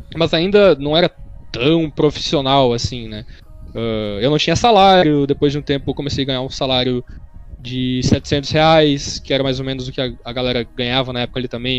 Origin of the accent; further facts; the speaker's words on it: Horizontina, Rio Grande do Sul, Brazil; moved away; Eu sou de eu nasci em Horizontina, Rio Grande do Sul. Mas eu não morava em Horizontina, eu morava mais no interior do que Horizontina.